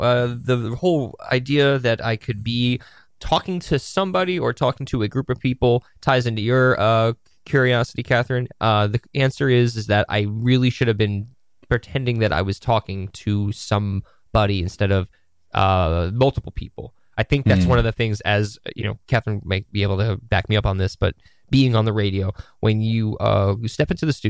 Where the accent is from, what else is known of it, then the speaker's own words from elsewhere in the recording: Woodstock, New York, United States; From Woodstock.